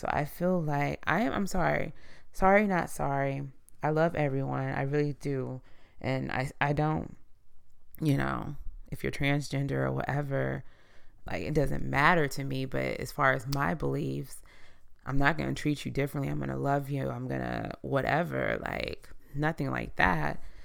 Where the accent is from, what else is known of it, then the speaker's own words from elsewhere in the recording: United States; as the American people